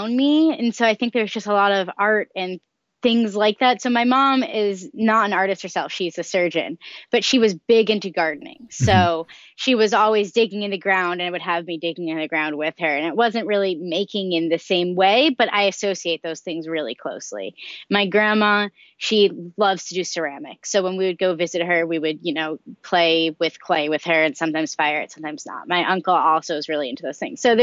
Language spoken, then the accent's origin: English; Marion, Massachusetts, United States; now in Marion, Illinois, United States; I'm originally from Marion, Massachusetts